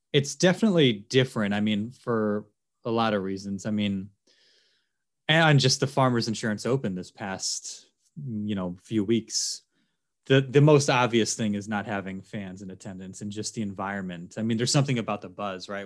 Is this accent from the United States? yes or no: yes; Philadelphia, Pennsylvania, United States; moved away as an adult; also born or lived in Baltimore / Kalispell; now in San Diego, United States; I grew up in Philly